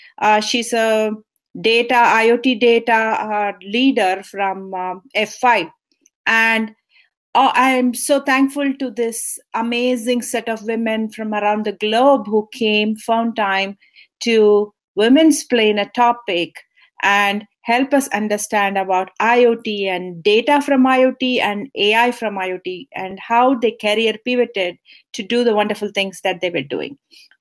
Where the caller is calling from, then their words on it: California, United States; I'm super excited to join you here, and I'm joining here from California.